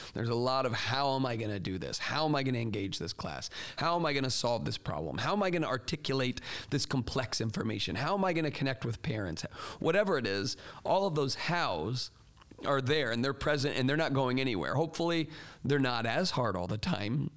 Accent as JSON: {"language": "English", "region": "Florida", "country": "United States", "tie": "born or raised there", "moved": "yes", "said": "I grew up in Florida where there hardly are any seasons"}